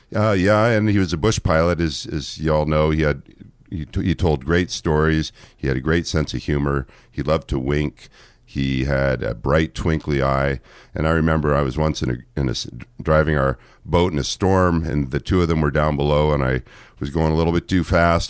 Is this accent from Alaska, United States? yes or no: yes; Juneau, Alaska, United States; also born or lived in Massachusetts / Ann Arbor, Michigan / Los Angeles, California; I started my practice in Juneau, my hometown